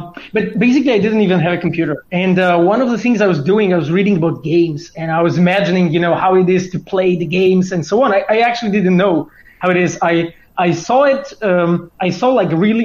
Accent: Poland; I was born in Polish mountains.

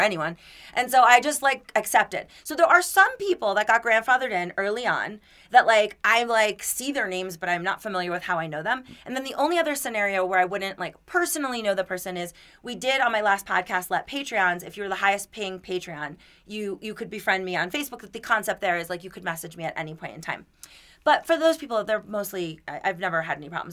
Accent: Florida, United States; now in Denver, United States; I'm from Florida.

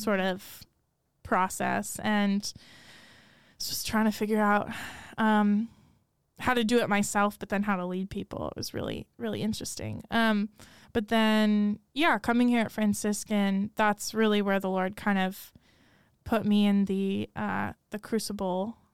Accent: Rochester, New York, United States; moved away as an adult; now in Steubenville, United States; I grew up in Rochester, New York

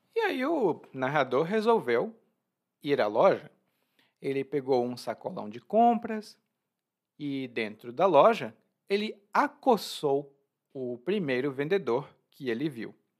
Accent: Brazil; eu sou brasileiro

